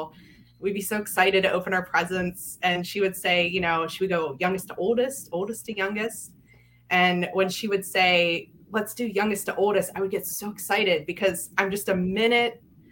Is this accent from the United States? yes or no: yes; Yellow Springs, Maryland, United States; I grew up in Frederick in a small town called Yellow Springs, or small community.